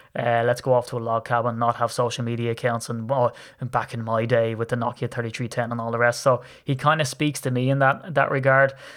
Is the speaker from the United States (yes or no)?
no; Ireland; accent: Irish; you can tell that I'm Irish. So, I'm in Ireland